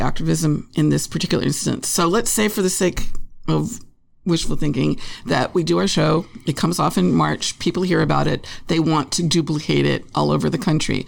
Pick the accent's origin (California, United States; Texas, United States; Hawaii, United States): California, United States; Los Angeles; I grew up in L.A., a show business family